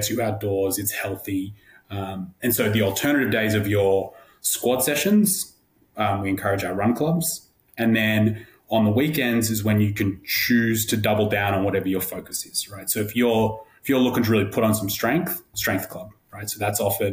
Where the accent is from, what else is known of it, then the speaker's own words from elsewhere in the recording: Australia; moved away as an adult; now in New York, United States; being an Australian